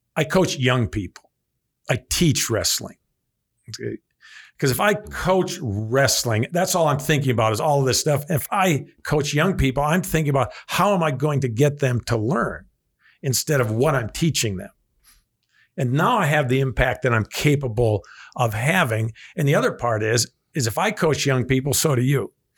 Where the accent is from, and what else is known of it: Evansville, Wisconsin, United States; born or raised there